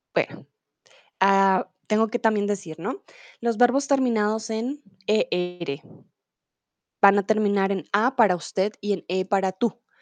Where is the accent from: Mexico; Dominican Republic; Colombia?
Colombia; soy de Colombia